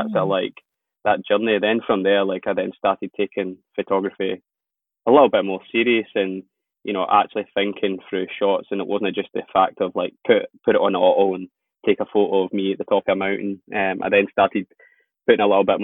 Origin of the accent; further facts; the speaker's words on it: Scotland, United Kingdom; growing up in Scotland